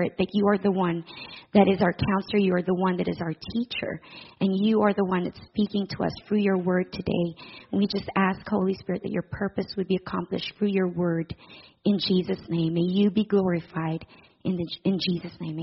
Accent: Philippines; moved away as an adult; now in Guelph, Canada; I was born and raised in the Philippines

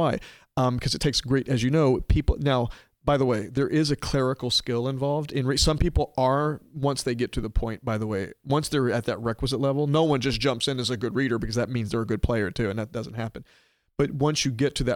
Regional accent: Little Rock, Arkansas, United States; moved away as an adult; I grew up in Little Rock, Arkansas

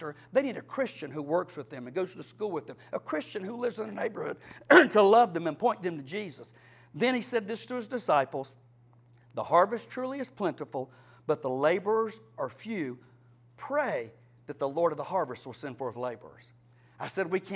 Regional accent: Cordele, Georgia, United States; I'm from Cordell in South Georgia. I fished a little bit with my daddy

